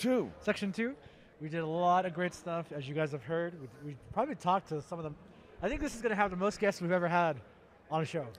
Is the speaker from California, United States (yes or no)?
yes; Stockton, California, United States; I'm from the Stockton area